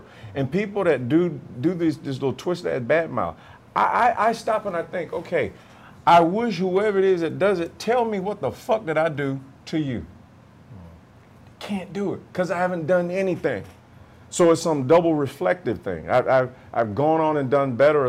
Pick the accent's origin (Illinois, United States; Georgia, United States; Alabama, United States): Alabama, United States; Camp Hill; moved away as an adult; also born or lived in Oceanside; I'm from Camp Hill, Alabama